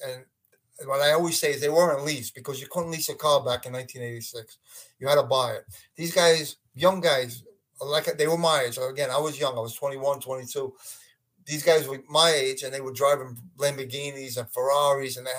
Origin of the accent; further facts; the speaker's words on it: Brooklyn, New York, United States; growing up in Brooklyn with the mob guys and then becoming a cop